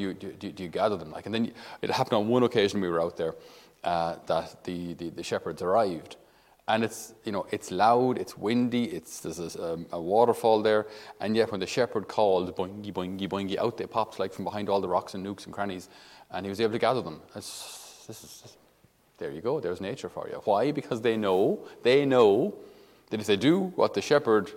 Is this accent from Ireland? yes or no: yes; the Midlands, Tipperary, Munster, Ireland; I'm from Midlands, in Tipperary.